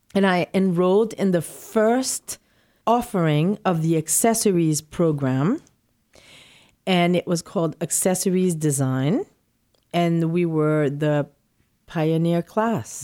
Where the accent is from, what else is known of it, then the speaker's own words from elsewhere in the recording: Port-au-Prince, Ouest, Haiti; moved away as an adult; also born or lived in New York City; now in New York, United States; I was born in Port-au-Prince, Haiti, and I've lived my, most of my childhood in, practically all my childhood in Haiti, and I came to New York to go to college.